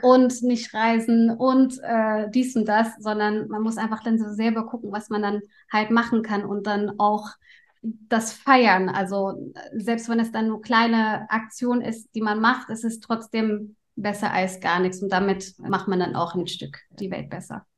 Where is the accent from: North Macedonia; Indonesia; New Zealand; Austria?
Indonesia; now in Germany; meine Kindheit und ich komme aus Indonesien